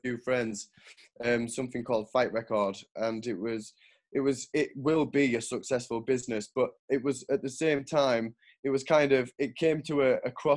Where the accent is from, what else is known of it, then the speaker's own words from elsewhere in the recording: York, Yorkshire and the Humber, United Kingdom; also born or lived in Switzerland; now in Sunderland, United Kingdom; I'm based in Sunderland. I grew up in York, moved to Switzerland. Now I'm in Sunderland.